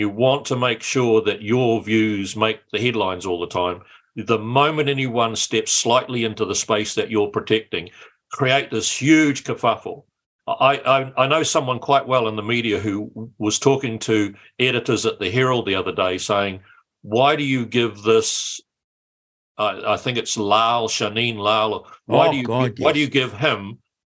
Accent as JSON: {"language": "English", "town": "Matamata", "region": "Waikato", "country": "New Zealand", "tie": "born or raised there", "said": "I grew up in Matamata and went to Matamata College"}